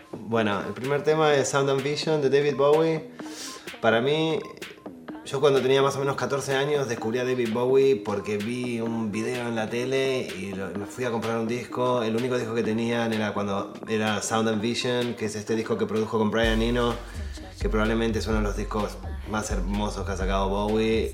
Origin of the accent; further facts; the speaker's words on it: Argentina; also born or lived in Spain; now in New York, United States; yo soy argentino-español